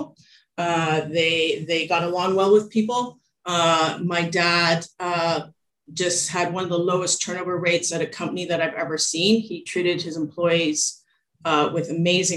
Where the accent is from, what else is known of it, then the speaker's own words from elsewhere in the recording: Toronto, Ontario, Canada; I was born in Canada, in Toronto